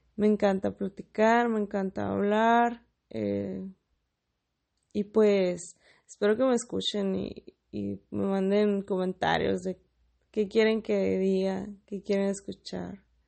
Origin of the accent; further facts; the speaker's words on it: Mexicali, Baja California, Mexico; soy de Mexicali, la capital de Baja California